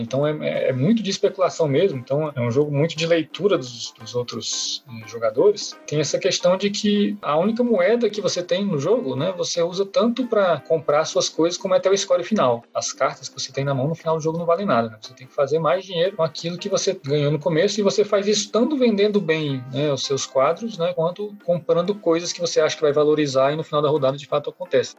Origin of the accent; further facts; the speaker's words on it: Minas Gerais, Brazil; Eu sou de Minas Gerais